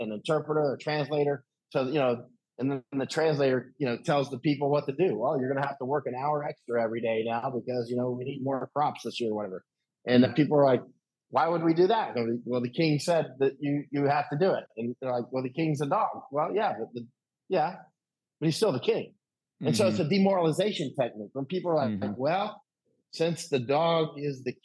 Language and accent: English; United States; I'm American